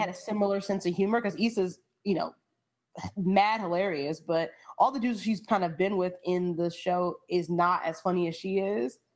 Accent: New York, United States; I grew up in the Bronx, but I grew up in a house

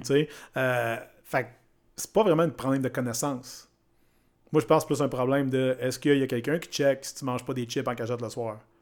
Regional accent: Shawinigan, Quebec, Canada; Je viens de Shawinigan.

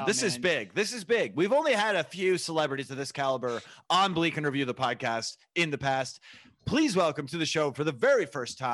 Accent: Sacramento, California, United States; growing up in Sacramento

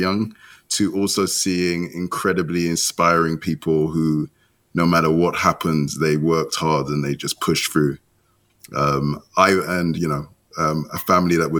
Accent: London, United Kingdom; also born or lived in Nigeria; I was born in London. So my mother waited till she landed in Heathrow Airport

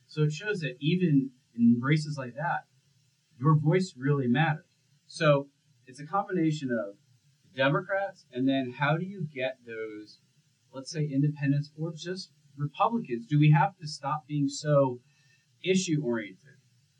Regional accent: Connecticut, United States; I grew up in Connecticut.

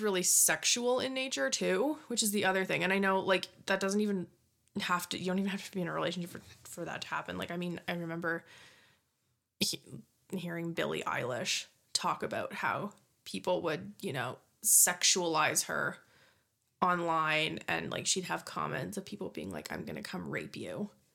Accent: Scotland, United Kingdom; I'm Scottish

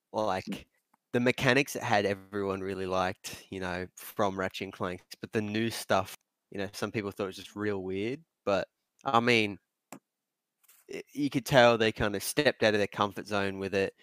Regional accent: Australia; us being Australian

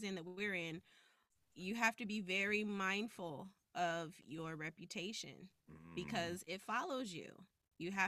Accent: Compton, California, United States; also born or lived in Orange County, California; Born and raised in Compton, California. Went to high school in Orange County, which is why I have this lovely interview voice

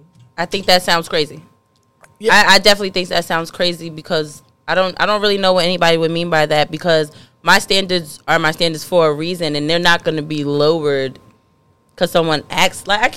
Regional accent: Rahway, New Jersey, United States; I am from Rahway.

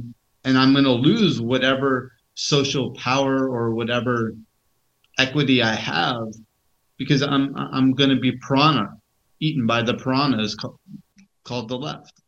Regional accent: Turkey; I'm the Hippie from Turkey.

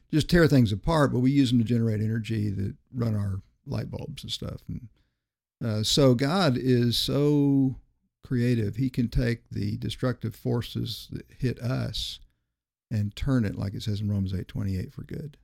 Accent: Miami, Florida, United States; also born or lived in Greer, South Carolina; I grew up in Miami, Florida, graduated in nineteen seventy

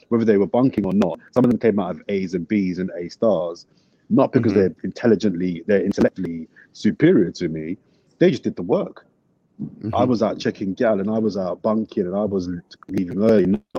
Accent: London, United Kingdom; also born or lived in Brixton; I'm from Brixton, but I grew up in West Dulwich.

